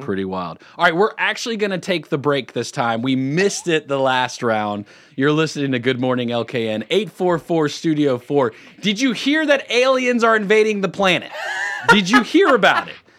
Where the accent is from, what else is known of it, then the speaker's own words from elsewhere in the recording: California, United States; now in Lake Norman, United States; I was born in California.